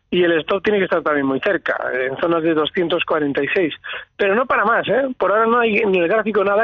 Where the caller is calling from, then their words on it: Valencia, Valencian Community, Spain; Hola, buenos días. … de Valencia.